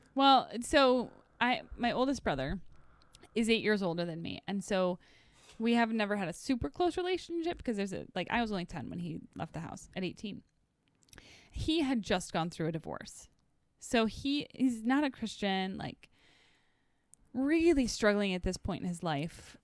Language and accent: English; the Northwoods, United States; I was from the Northwoods